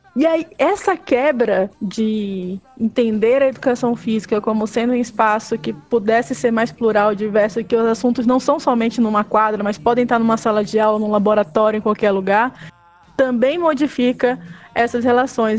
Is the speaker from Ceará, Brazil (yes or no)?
no; Belém, Pará, Brazil; moved away as an adult; now in Belo Horizonte, Brazil; ainda sou nortista, sou de Belém do Pará, né? Moro há 10 anos em Belo Horizonte.